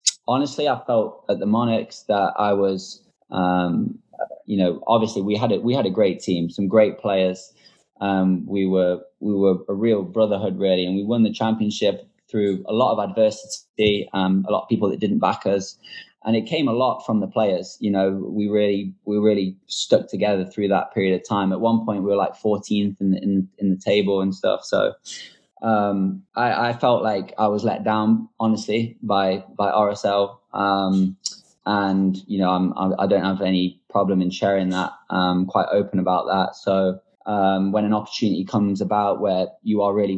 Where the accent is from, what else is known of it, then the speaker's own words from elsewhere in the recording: England, United Kingdom; I'm English